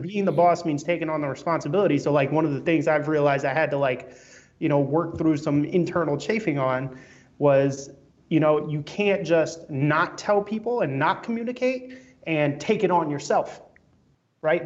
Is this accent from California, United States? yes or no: no; New York City, New York, United States; my room growing up in Brooklyn